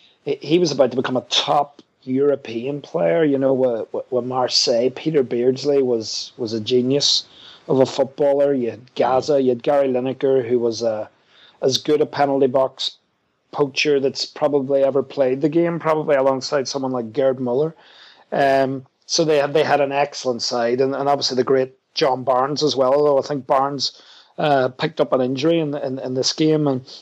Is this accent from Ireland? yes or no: yes; Ireland; I'm Irish